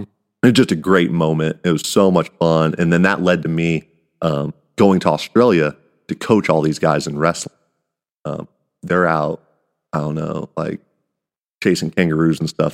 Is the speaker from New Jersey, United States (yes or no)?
no; Kansas, United States; I'm the guy from Kansas